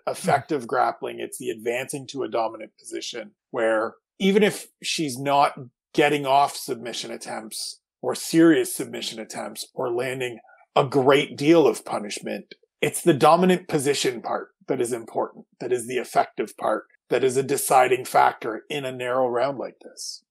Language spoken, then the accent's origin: English; Eastern Time Zone, United States; now in West Coast, United States; I grew up in the Eastern Time Zone